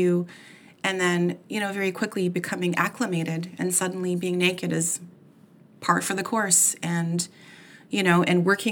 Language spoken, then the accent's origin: English; Oakville, Ontario, Canada; It was a coffee shop here in my hometown of Oakville, Ontario, Canada